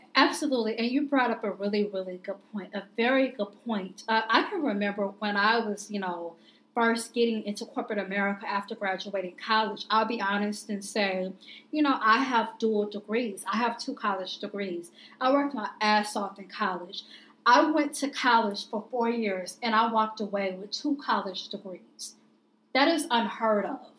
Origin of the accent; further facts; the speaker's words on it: Indianapolis, Indiana, United States; I grew up in Indianapolis, and I had never experienced racism until I went away to college, living in Southern Indiana